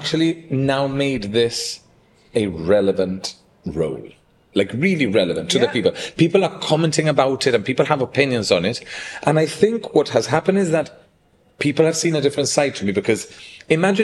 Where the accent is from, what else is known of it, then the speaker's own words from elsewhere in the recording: Gibraltar; accent: Gibraltarian; moved away as an adult; also born or lived in Japan / United States / London; As a Gibraltarian